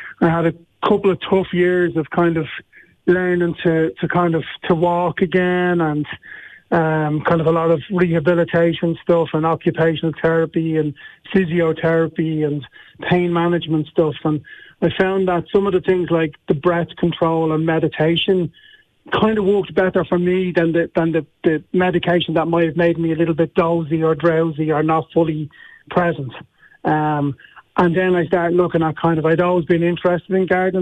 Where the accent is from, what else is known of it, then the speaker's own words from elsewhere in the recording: Dublin, Leinster, Ireland; I'm from Dublin.